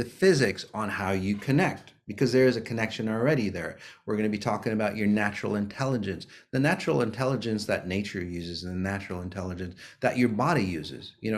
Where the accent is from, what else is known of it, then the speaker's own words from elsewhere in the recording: Minnesota, United States; here in the US, here in Minnesota, my hometown